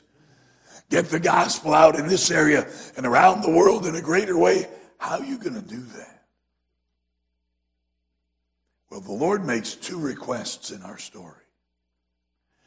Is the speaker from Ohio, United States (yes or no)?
no; South Carolina, United States; I'm from South Carolina, so I know that y'all is not plural, y'all is singular